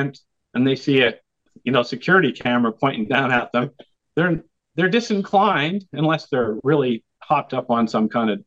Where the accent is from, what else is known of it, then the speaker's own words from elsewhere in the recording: Idaho, United States; moved away; also born or lived in Los Angeles, California; I was born and raised in Idaho, but, you know, I lived around the world. I moved up from Los Angeles about 12 years ago